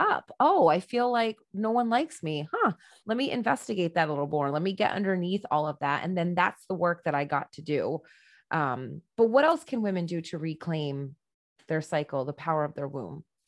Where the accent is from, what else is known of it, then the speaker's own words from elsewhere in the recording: United States; I'm an American woman